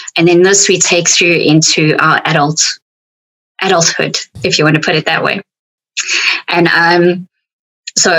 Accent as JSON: {"language": "English", "country": "South Africa", "accent": "South African", "said": "my South African accent"}